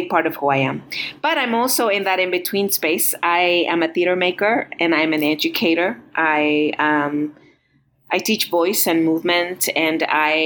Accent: Los Angeles, California, United States; born or raised there; also born or lived in Montreal, Canada / Guatemala; now in Roswell, United States

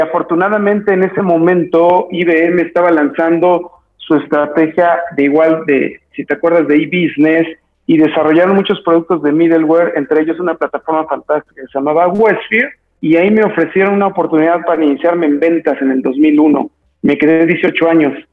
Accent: Mexico; soy eh, mexicano de nacimiento

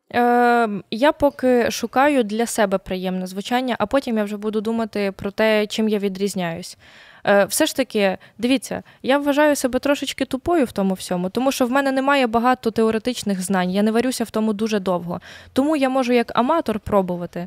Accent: Volyn Oblast, Ukraine; also born or lived in Lviv; now in Kyiv, Ukraine; Я я волинянка е, з польським корінням, трошки з циганським корінням, трошки з львівським корінням.

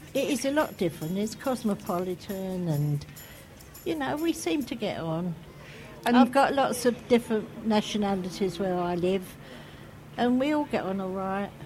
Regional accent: London, United Kingdom; accent: Cockney; moved away as an adult; also born or lived in Shoreditch; now in Stoke Newington, United Kingdom; originally from the Isle of Dogs. I'm a Cockney

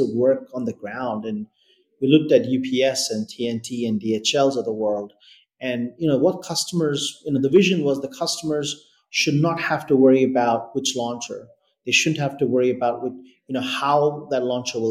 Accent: Delhi, India; moved away as an adult; now in Australia; I grew up in Delhi. I did my high schooling in Delhi, and I moved to Australia to do university

